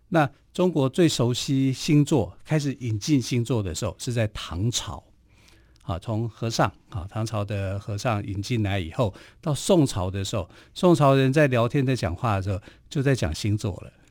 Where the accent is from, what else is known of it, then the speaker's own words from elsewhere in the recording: Taiwan; 我们台湾话